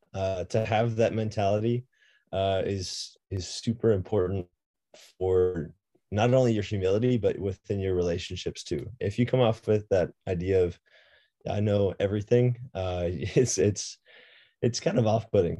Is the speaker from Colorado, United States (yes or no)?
yes; Boulder, Colorado, United States; born and raised in Boulder, Colorado.